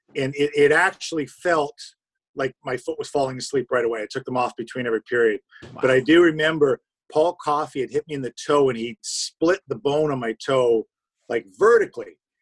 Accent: Toronto, Ontario, Canada; also born or lived in Timmins, Ontario; I am from Timmins, and the easiest way I first describe it, it's about 600 miles north of Toronto

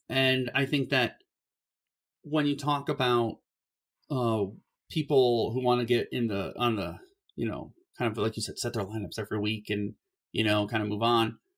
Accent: Cleveland, Ohio, United States; I grew up in Ohio

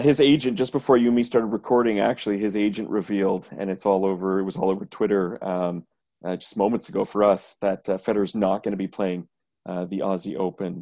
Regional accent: Canada; being Canadian

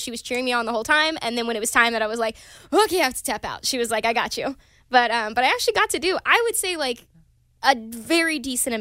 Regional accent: Pine Bluff, Arkansas, United States; now in Los Angeles, United States; I got to take my boyfriend back to my hometown recently

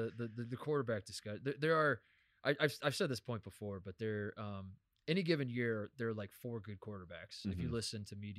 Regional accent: Indiana, United States; can retroactively say I'm a Colts fan because I grew up in Indiana.

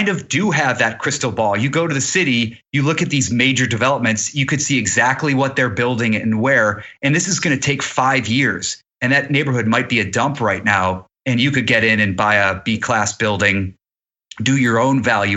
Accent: Cleveland, Ohio, United States; also born or lived in New York; now in Los Angeles, United States; I'm not from LA, I'm from Cleveland, Ohio

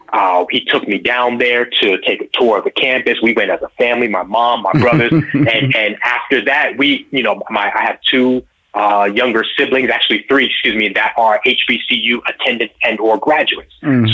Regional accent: New York, United States; I grew up in New York, and my father, raising us in the church, he was a musician.

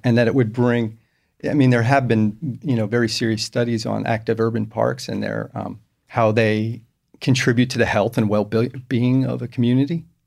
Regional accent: New York, United States; moved away as an adult; now in Houston, United States; I grew up in New York

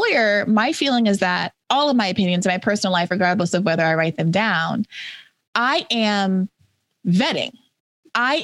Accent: New York, United States; I'm also from New York

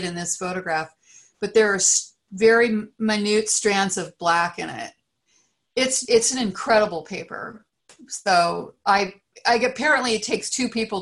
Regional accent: Great Plains, United States; now in California, United States; growing up on the Great Plains, I didn't have a lot of other things

